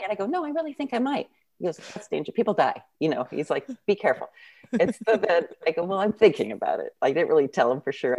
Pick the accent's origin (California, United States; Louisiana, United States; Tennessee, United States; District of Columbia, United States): California, United States; San Jose; now in Santa Cruz, United States; I grew up in San Jose, but I live um, in Santa Cruz area now